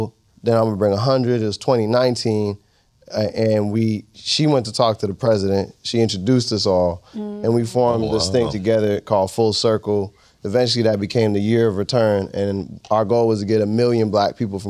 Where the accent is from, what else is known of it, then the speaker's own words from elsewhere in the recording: Boston, Massachusetts, United States; also born or lived in Brooklyn / San Francisco Bay Area; I grew up in Boston, moved to the Bay, then New York. So my three homes are Boston, Brooklyn, and the Bay.